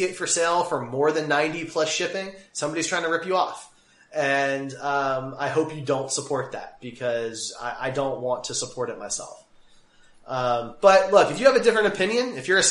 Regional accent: Kansas City, Missouri, United States; we're from Kansas City

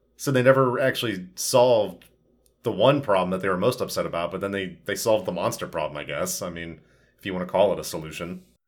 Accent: United States; as an American citizen

